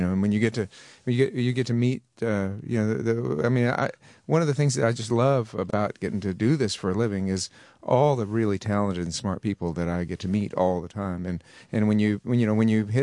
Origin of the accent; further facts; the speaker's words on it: Texas, United States; be able to represent my home state